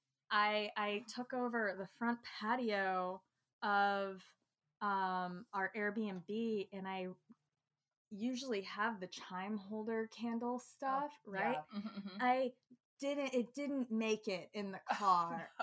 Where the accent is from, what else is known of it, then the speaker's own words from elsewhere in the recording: Burbank, California, United States; I grew up mostly in Burbank.